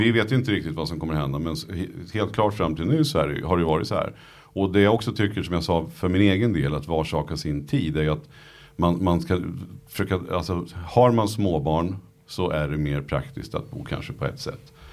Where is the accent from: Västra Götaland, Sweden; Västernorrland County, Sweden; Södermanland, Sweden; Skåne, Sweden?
Södermanland, Sweden; Nyköping; jag kommer från, från Nyköping